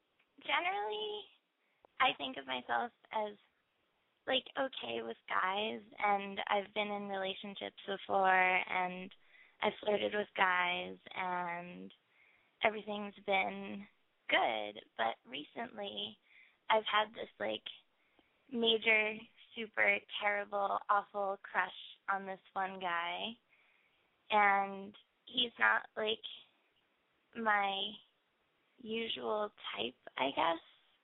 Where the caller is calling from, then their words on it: Philadelphia, Pennsylvania, United States; I'm 16, and I'm from Philly.